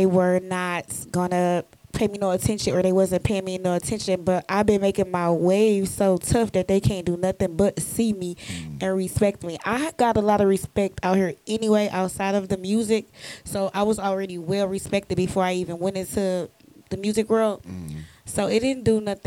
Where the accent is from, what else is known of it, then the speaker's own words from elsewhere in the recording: Detroit, Michigan, United States; growing up in Detroit, Michigan